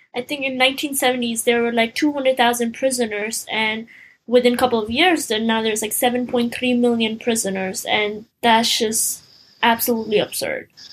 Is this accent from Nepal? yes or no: yes; Nepal; now in United States; I came to America n- almost nine years ago. I'm from Nepal